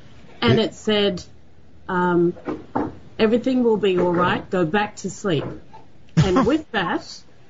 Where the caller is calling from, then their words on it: Sydney, New South Wales, Australia; I'm calling from Sydney, Australia.